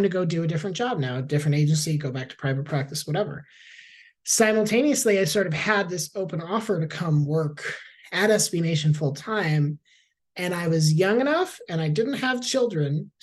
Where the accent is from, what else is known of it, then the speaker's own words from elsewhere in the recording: Tampa, Florida, United States; I'm from Tampa originally